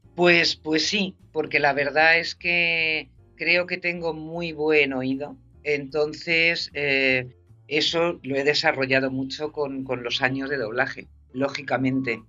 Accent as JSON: {"language": "Spanish", "country": "Spain", "also_born_or_lived": "Madrid", "accent": "Spanish from Spain", "moved": "as an adult", "lives_now": "California, United States", "said": "mi español de España, mi acento español."}